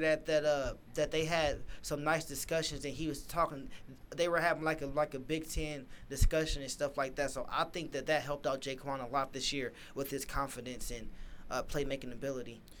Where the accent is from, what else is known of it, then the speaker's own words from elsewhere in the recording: Lima, Ohio, United States; I'm from Lima, so I'm like, you know, Ohio thing.